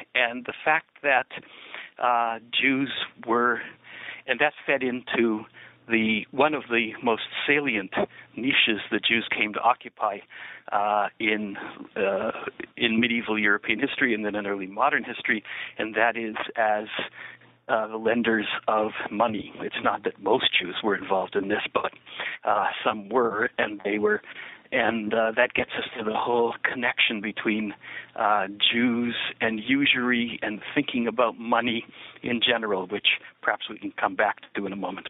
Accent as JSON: {"language": "English", "town": "Niagara Falls", "region": "Ontario", "country": "Canada", "tie": "born or raised there", "also_born_or_lived": "Massachusetts, United States / New York, United States / Jerusalem, Israel / Washington, D.C., United States", "moved": "as an adult", "said": "born in Niagara Falls, Ontario, and that's where I grew up for the first 18 years of my life"}